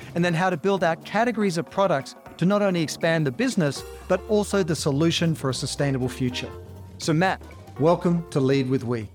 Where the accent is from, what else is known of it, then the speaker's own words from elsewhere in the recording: Australia; as an Australian who grew up in the water